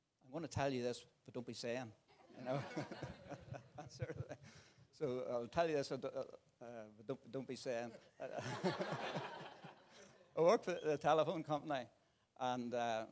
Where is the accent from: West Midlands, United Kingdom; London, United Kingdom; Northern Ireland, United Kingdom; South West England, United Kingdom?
Northern Ireland, United Kingdom; Tandragee; also born or lived in Portadown; I'm from Tandragee. But actually, I was born in Portadown